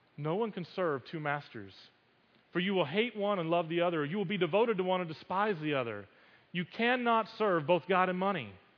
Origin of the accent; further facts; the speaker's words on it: United States; growing up as an American Christian